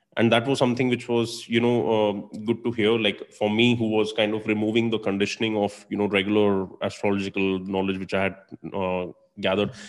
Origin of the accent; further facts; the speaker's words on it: India; moved away as an adult; also born or lived in Dublin; growing up in India